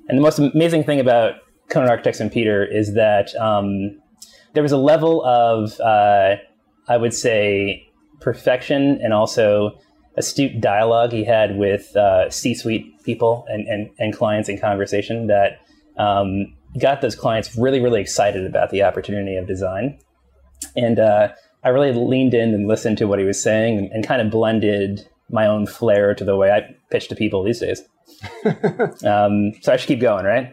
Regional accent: Long Island, New York, United States; also born or lived in Queens, New York; I grew up in Long Island, but was actually born in Queens.

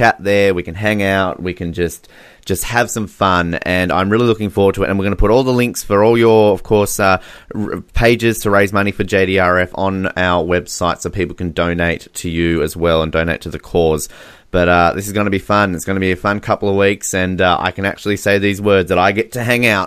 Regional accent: Australia; I'm Australian

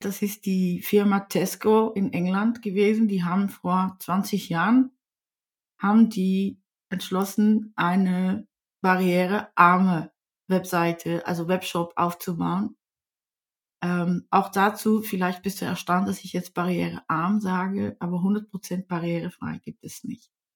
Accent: Netherlands; first language Dutch; German is a second language; now in Germany; Ich bin aus Holland, da muss ich euch auch ein bisschen vorwarnen. Ich spreche zwar ziemlich fließend Deutsch

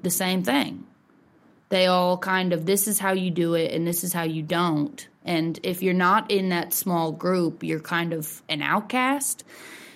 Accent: California, Missouri, United States; moved away as an adult; now in Nashville, United States; I definitely wouldn't take growing up there back or way for anything

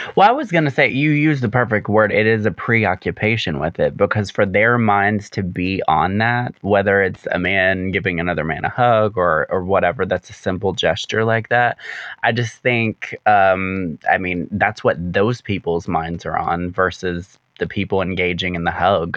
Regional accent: the South, United States; growing up in the South

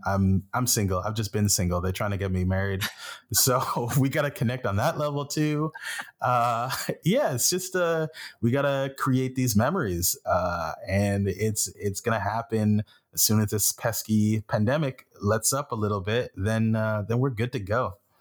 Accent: Flesherton, Ontario, Canada; also born or lived in Haiti; now in Toronto, Canada; growing up in Flesherton and moving to Toronto

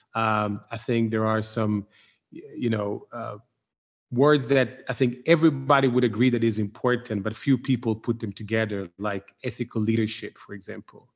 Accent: Milan, Lombardy, Italy; I'm from Milan

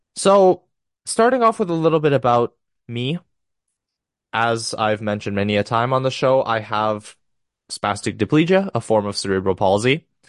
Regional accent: Romania; I'm from Romania

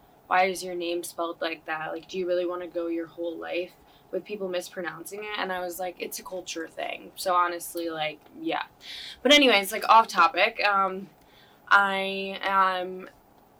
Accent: Dyer, Indiana, United States; also born or lived in Serbia / Schererville, Indiana; now in St. John, United States; I moved back to the States when I was about 9, in 4th grade, and I moved to, like, Dyer

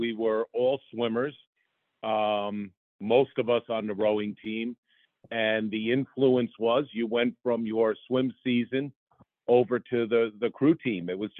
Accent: Poughkeepsie, New York, United States; So I grew up in Poughkeepsie, New York. I attended the public schools there, so I ended up at Poughkeepsie High School.

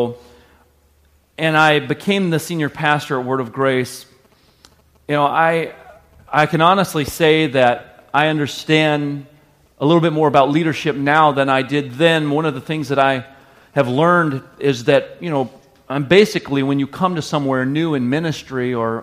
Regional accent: the South, United States; moved away as an adult; now in Sheboygan, United States; the culture I was raised in the South

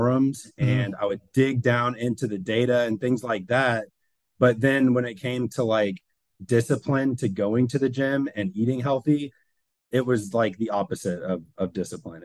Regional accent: Forsyth County, north of Atlanta, Georgia, United States; I'm from Forsyth County, which is about 30 minutes north of Atlanta. And we moved there, I think in 1996 or seven, and I was like 4 years old

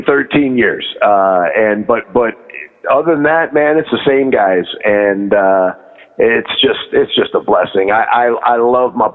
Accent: Richfield, Ohio, United States; also born or lived in Akron, Ohio / Detroit, Michigan; I grew up in Richfield, just where the old Coliseum used to be

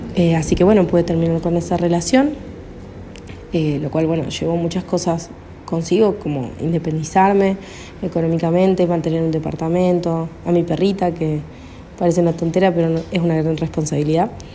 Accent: Córdoba, Argentina; soy de Córdoba, Argentina

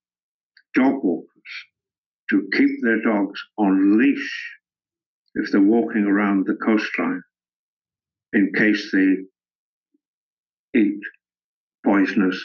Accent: Scotland, United Kingdom; moved away; also born or lived in Africa / Edinburgh; I was at school at a monastery in the north of Scotland

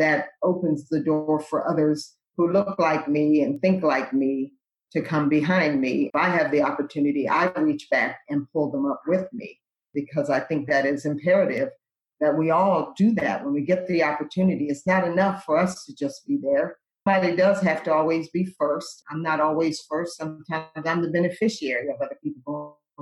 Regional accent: Lexington Park, Maryland, United States; I grew up in Lexington Park, Maryland

